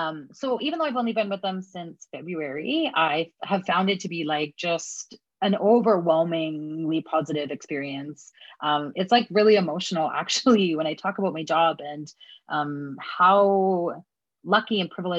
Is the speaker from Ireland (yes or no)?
no; Edmonton, Alberta, Canada; I use they, them, or she, her pronouns. And I'm from Edmonton, or, you know, it's colonially known as Edmonton.